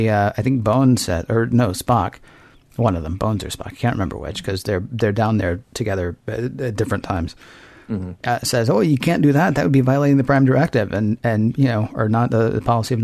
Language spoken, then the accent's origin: English; Nashville, Tennessee, United States; I grew up in Nashville, Tennessee.